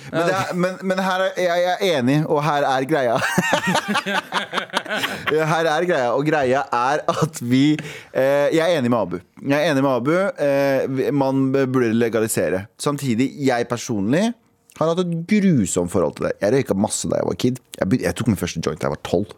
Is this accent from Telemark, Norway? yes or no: no; Mysen, Østfold, Norway; jeg er fra Mysen